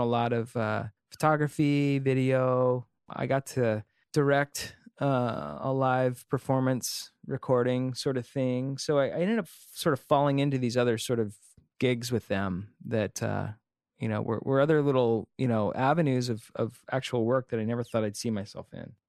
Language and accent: English; Antioch, California, United States; also born or lived in Pleasant Hill, California / Oakland, California; I grew up in California